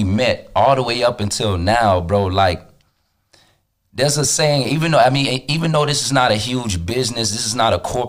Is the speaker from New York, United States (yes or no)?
no; West Palm Beach, Florida, United States; I'm from West Palm Beach.